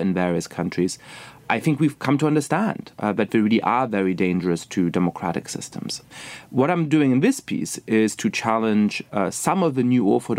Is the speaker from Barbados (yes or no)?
no; Germany; moved away as an adult; also born or lived in England; now in United States; I was born and raised in Germany, went to college in England